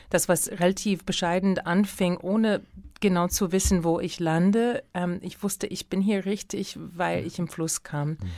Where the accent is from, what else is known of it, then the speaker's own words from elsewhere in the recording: United States; now in Germany; natürlich auch als Amerikanerin verstehst du, und auch wenn du gerne Bücher liest, dann verstehst du, dass etwas Besonderes hier in Deutschland stattfindet